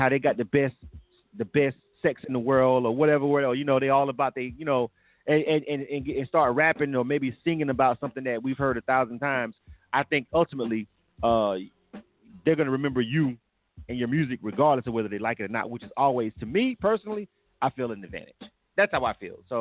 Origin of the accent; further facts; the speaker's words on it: Panama City, Florida, United States; I'm born and raised in Florida. I'm from Panama City